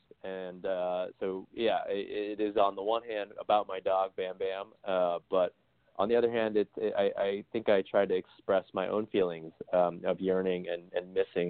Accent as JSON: {"language": "English", "town": "Seattle", "region": "Washington", "country": "United States", "tie": "born or raised there", "said": "I grew up in Seattle, Washington"}